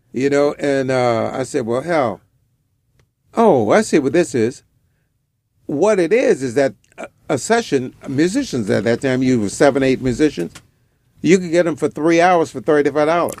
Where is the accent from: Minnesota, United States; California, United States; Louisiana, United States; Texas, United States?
Louisiana, United States; Kenner; moved away as an adult; also born or lived in Washington, D.C. / Nigeria; in my hometown in Kenna